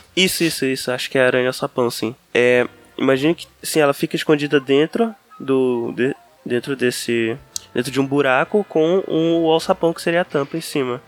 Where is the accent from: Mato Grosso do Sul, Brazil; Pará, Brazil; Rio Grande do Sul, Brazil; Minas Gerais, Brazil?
Pará, Brazil; Belém; Nascido e criado em Belém do, Belém do Pará